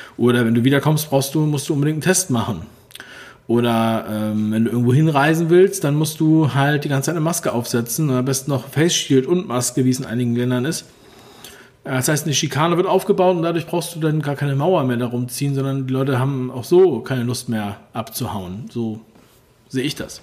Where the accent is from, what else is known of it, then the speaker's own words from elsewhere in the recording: Berlin, Germany; Ich bin ja selber aus Ostberlin